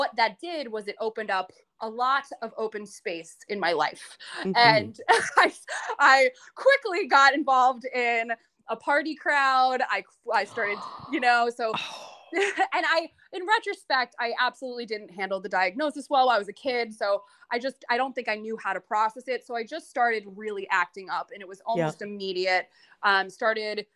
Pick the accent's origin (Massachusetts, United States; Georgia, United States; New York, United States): New York, United States; north of New York City, United States; I grew up north of New York City in a bit of a blue collar town.